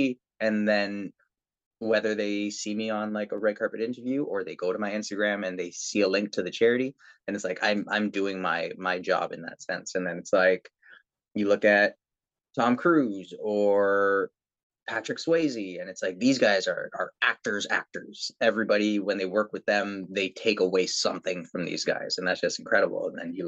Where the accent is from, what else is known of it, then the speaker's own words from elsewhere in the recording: Philippines; when it comes to, again, being Filipino and being person that people are looking to when it comes to the arts as a source of inspiration